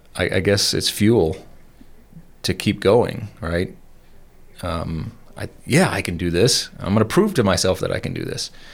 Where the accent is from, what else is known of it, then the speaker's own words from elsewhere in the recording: Atlanta, Georgia, United States; moved away as an adult; also born or lived in Savannah, Georgia; now in Colorado, United States; I grew up in Georgia. I was born in Atlanta. We moved to Savannah when I was thirteen